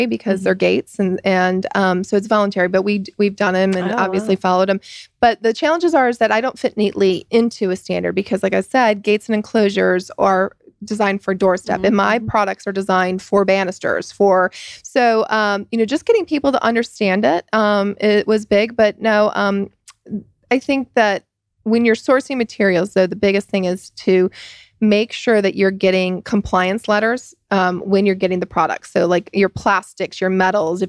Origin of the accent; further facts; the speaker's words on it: Michigan, United States; moved away; I'm from Michigan and come from a Ford family.